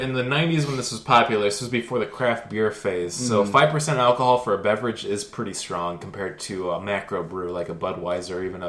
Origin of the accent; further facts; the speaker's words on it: Florida, United States; I grew up in Florida when Zima was still around